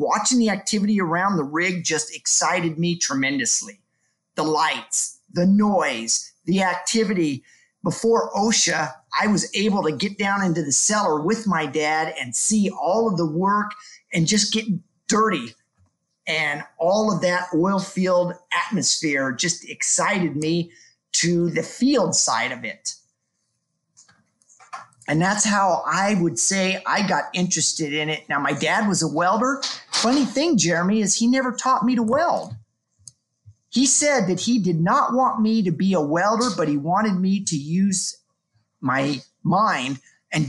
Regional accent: Huntington Beach, California, United States; moved away; I grew up in Southern California in Huntington Beach.

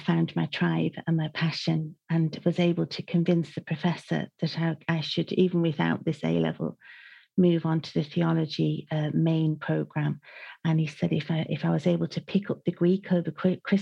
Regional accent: Manchester, North West England, United Kingdom; now in Ireland; I grew up in Manchester

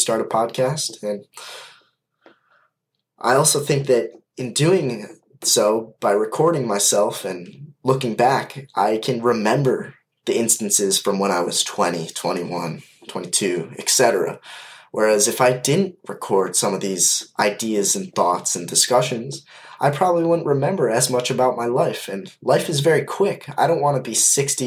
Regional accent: Kalamazoo, Michigan, United States; I am from Kalamazoo, Michigan, and I am 20 years old

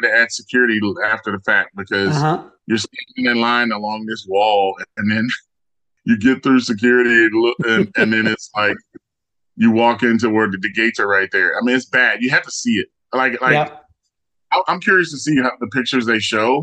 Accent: Tampa, Florida, United States; we're from Tampa

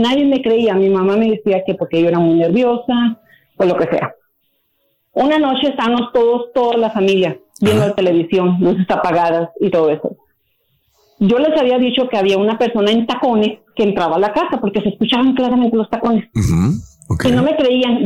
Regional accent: San Miguel de Allende, Guanajuato, Mexico; moved away; somos de San Miguel de Allende, Guanajuato

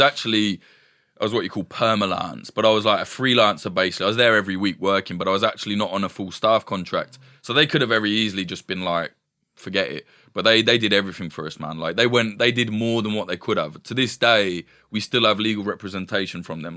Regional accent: East Midlands, United Kingdom; I'm from the East Midlands, from, like, a, a shitty little

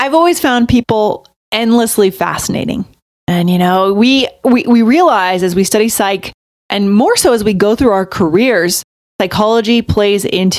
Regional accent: New Hampshire, United States; moved away as an adult; also born or lived in Virginia / Tokyo, Japan / New York City / Boston; now in Colorado, United States; I'm from the Northeast, I'm from New Hampshire.

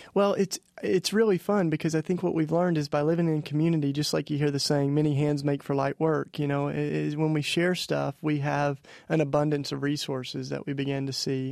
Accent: East Tennessee, United States; I was raised in the Bible Belt down in East Tennessee

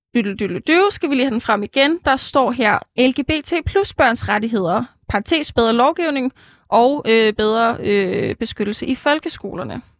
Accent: Jutland, Denmark; jeg er jo jyde

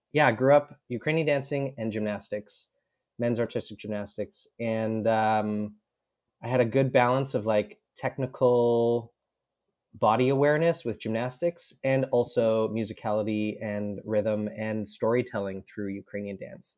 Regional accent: Edmonton, Alberta, Canada; I grew up in Edmonton, Alberta, um, which is prairies, think Midwest America.

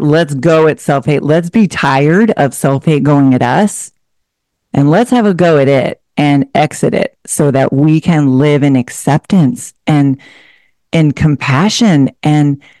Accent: Portland, Oregon, United States; moved away as an adult; also born or lived in Seattle, Washington; I'm originally from a suburb of Portland, Oregon. I spent most of my adult life in the Seattle area after I went to school up there

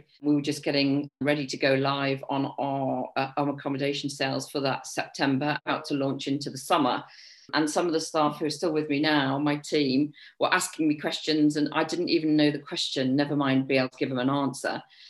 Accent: Liverpool, North West England, United Kingdom; moved away as an adult; And in my early 20s, I moved down from Liverpool, and I started working in a catering company for a couple of years, which was a bit corporate.

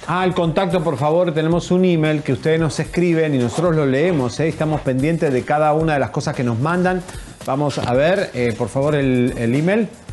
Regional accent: Argentina; now in Mexico; No me puedo presentar yo como argentino

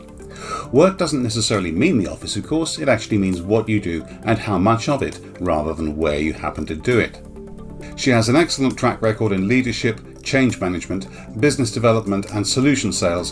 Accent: United Kingdom; I'm British

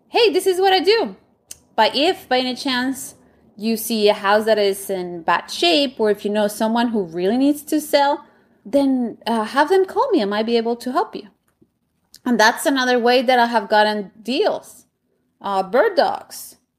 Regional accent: Bogotá, Colombia; English is a second language; moved away as an adult; now in Washington, D.C., United States; when I was growing up in Colombia

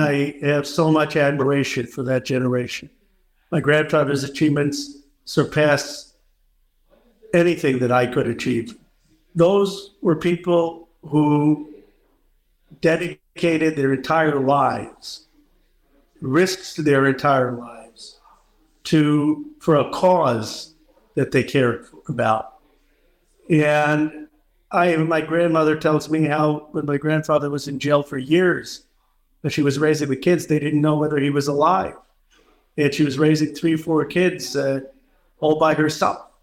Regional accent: Philadelphia, Pennsylvania, United States; I was born in Philadelphia in 1976

